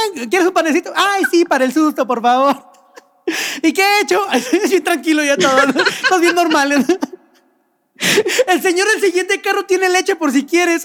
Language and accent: Spanish; Mexico; nuestro país